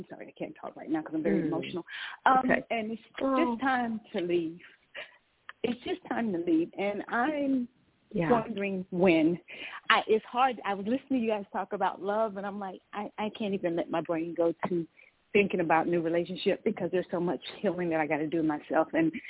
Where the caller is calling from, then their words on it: Georgia, United States; I'm calling from Georgia.